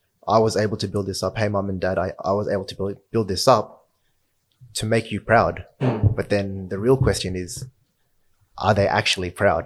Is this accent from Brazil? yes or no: no; Australia; I was born in Australia.